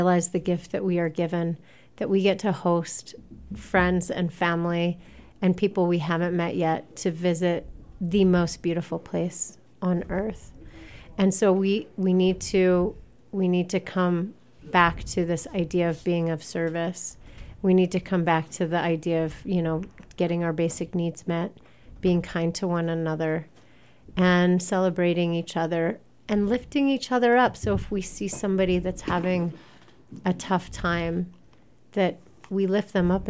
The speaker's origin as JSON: {"language": "English", "region": "Ohio", "country": "United States", "tie": "born or raised there", "moved": "as an adult", "lives_now": "Moab, United States", "said": "the community I grew up in Ohio has changed"}